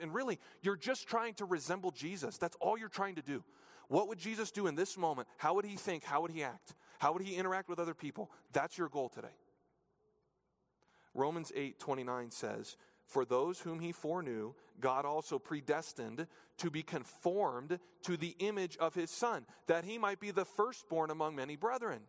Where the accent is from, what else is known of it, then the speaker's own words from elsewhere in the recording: New Hampshire, United States; When I was in elementary school, growing up in New Hampshire